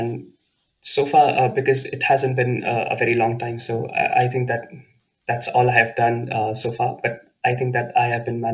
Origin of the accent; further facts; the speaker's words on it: Delhi, India; also born or lived in Aachen, Germany; now in Kleve, Germany; I come from Delhi, India. So I'm used to extremely hot climates